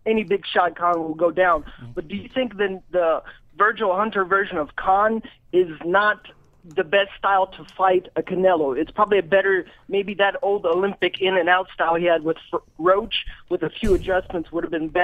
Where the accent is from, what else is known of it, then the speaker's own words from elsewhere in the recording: Russia; now in Kentucky, United States; I'm actually from Russia originally.